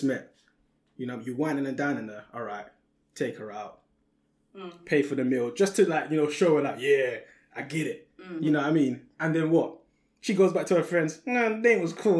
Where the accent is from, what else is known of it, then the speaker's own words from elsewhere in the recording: London, United Kingdom; I'm from Peckham.